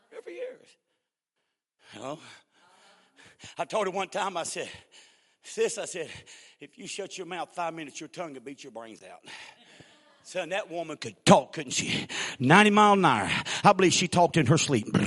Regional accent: Missouri, United States; I'm from Missouri, stubborn, show me state.

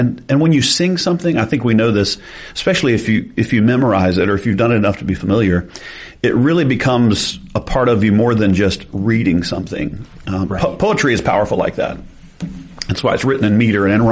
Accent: the South, United States; we're from the South

